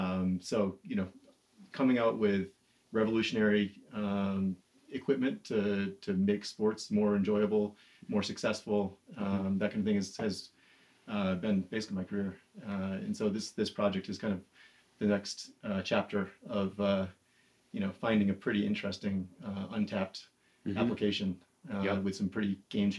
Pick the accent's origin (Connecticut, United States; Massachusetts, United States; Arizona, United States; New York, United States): Massachusetts, United States; also born or lived in Boston; So from Massachusetts, went to school in Boston for mechanical engineering